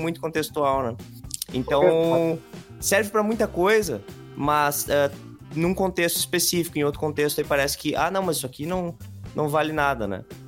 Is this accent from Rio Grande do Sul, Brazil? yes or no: yes; interior of Rio Grande do Sul, Brazil; aqui no Rio Grande do Sul, ali no interior de onde eu nasci, lá na campanha